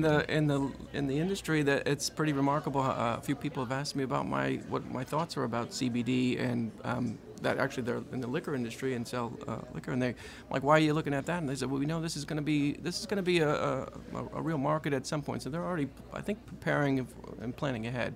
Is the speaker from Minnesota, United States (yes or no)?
no; Connecticut, United States; moved away as an adult; now in Louisiana, United States; I've come from Connecticut, grew up, born and raised in Connecticut, came down here early 2000